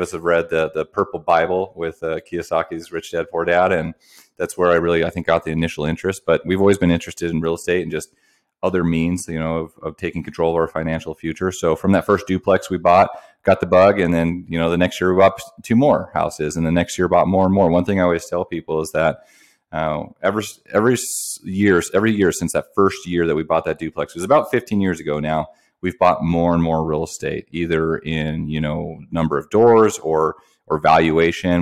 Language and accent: English; Wyoming, United States; moved away as an adult; also born or lived in Portland, Oregon / Grand Forks, North Dakota; I'm from Wyoming. Um, went to undergrad there.